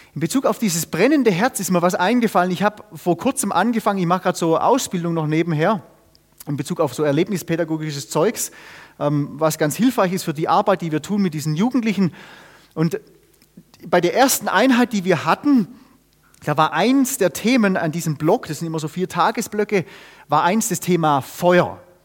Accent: Germany; also born or lived in Austria; wir haben la-, viele Jahre in Österreich gewohnt, die Österreicher haben dafür einen Satz, der bringt's genau auf den Punkt, und den, den versteht man auch sogar als Deutscher

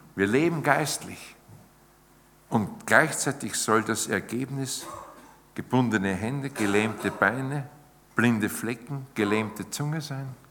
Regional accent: Austria; bei uns in Zeit im Bild

